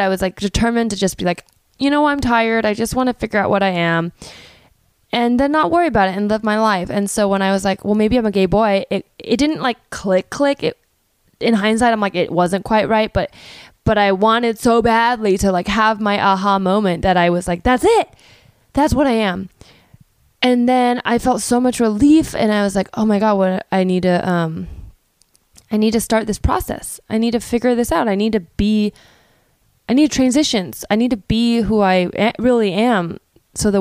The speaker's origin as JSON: {"language": "English", "town": "Palo Alto", "region": "California", "country": "United States", "tie": "born or raised there", "said": "I grew up in Palo Alto, which is a town in the Bay Area"}